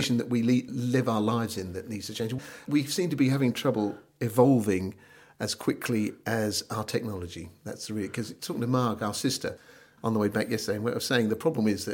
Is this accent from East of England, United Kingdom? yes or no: yes; Norfolk, East of England, United Kingdom; accent: Norfolk; my Norfolk accent